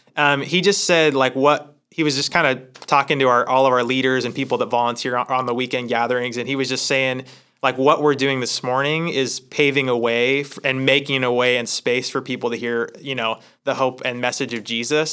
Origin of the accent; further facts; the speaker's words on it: Hermiston, Oregon, United States; moved away as an adult; also born or lived in Sacramento, California; I grew up in Hermiston, Oregon